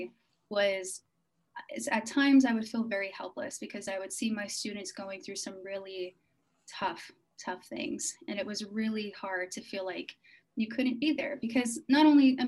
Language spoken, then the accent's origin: English; United States; I'm American